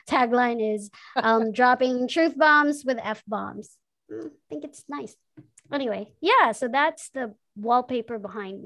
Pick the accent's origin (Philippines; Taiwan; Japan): Philippines; Manila, Metro Manila; also born or lived in Bicol; after four, came to Manila and lived in places.